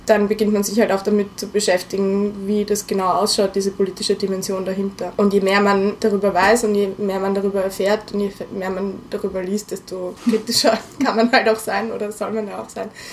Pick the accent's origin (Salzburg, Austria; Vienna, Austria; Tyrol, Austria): Vienna, Austria; auf der WU als Wienerin